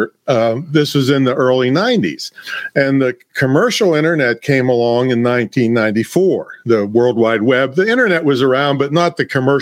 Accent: Claysville, Pennsylvania, United States; I came from a small town. 500 people is my hometown, and it's still, that's the population today

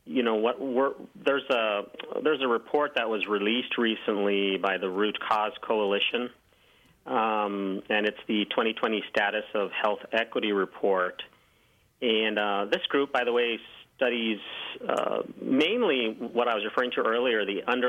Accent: Santa Fe, New Mexico, United States; now in Missouri, United States; I'm from Santa Fe, New Mexico, which is lovely city, very old city, founded in the 1600s. So, you know, I grew up in a predominantly Hispanic community

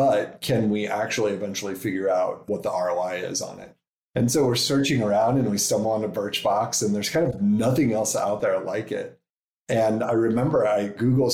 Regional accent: Nebraska, United States; moved away as an adult; also born or lived in New York City / San Francisco; We're from Nebraska, so that's where we started.

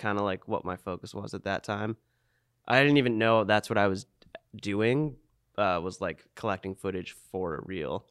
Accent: Old Orchard Beach, Maine, United States; Old Orchard, my, my hometown

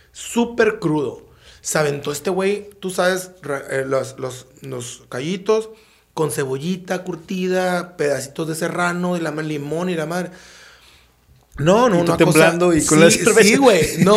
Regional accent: Sonora, Mexico; ¿Será eso que somos sonorenses?

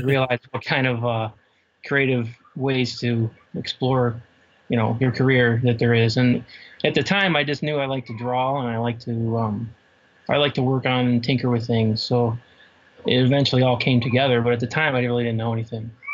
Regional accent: Cleveland, Ohio, United States; also born or lived in Pittsburgh; I, basically grew up in Cleveland. Okay. Uh, on the east side of Cleveland

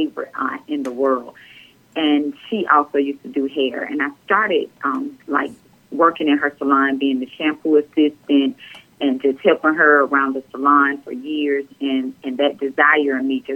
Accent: Hartsville, South Carolina, United States; I'm from Hartsville.

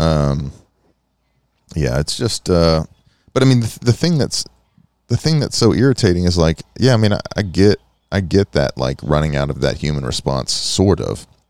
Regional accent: United States; a long history of being American

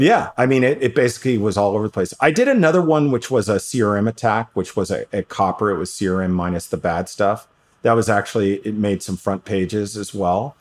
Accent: New York City, New York, United States; I grew up in New York City

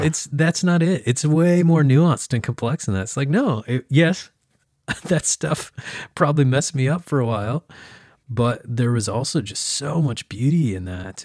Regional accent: small town Oklahoma, United States; moved away; that grew up in small town Oklahoma

